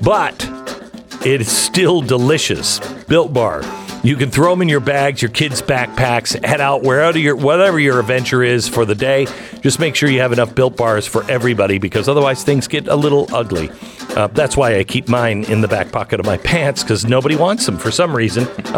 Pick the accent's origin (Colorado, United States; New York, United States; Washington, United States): Washington, United States; Seattle; And I said, I'm from Seattle. I'm from the West Coast.